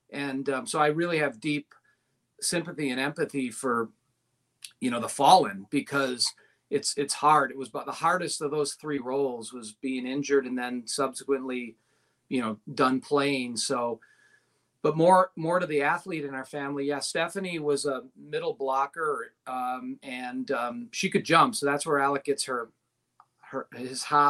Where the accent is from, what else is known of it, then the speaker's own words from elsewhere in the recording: Milwaukee, Wisconsin, United States; moved away as an adult; now in Cincinnati, United States; I'm a kid from Milwaukee.